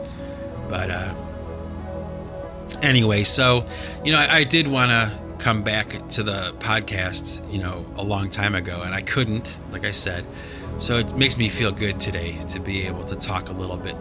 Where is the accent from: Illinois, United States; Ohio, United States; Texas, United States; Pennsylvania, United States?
Ohio, United States; Cleveland; my hometown, the Cleveland Browns